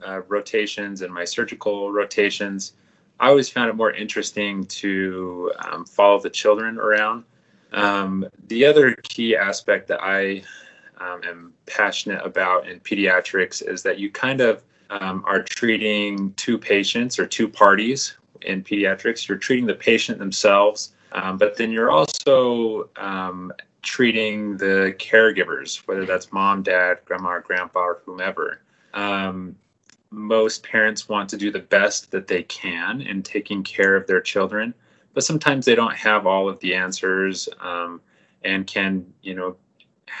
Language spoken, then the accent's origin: English; Davis County, Utah, United States; moved away as an adult; also born or lived in Colorado / Des Moines, Iowa; I was originally born and raised in Davis County. I'm native to Utah.